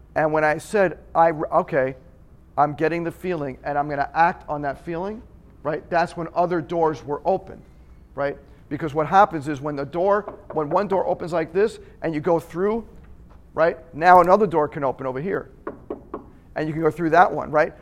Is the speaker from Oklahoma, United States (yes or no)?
no; Long Island, New York, United States; I'm from Long Island